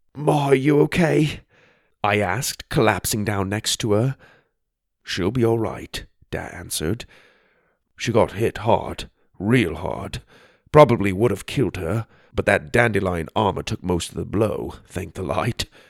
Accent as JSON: {"language": "English", "region": "Arizona", "country": "United States", "tie": "born or raised there", "said": "Growing up in Arizona, we went to the White Mountains quite a bit to get out of the heat"}